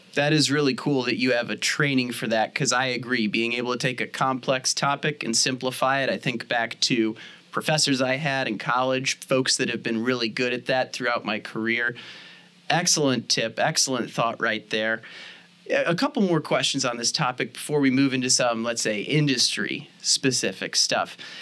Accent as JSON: {"language": "English", "town": "St. Louis", "region": "Missouri", "country": "United States", "said": "I'm from St. Louis, Missouri originally"}